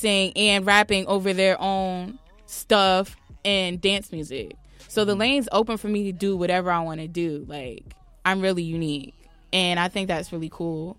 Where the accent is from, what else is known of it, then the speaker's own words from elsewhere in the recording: New Jersey, United States; I'm really proud to be from Jersey.